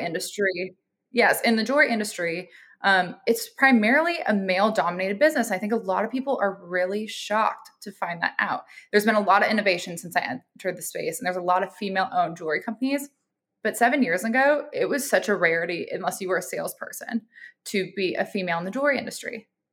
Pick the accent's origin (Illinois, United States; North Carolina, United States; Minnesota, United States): Minnesota, United States; Minneapolis; I'm originally a Midwest girl. I'm from Minneapolis, Minnesota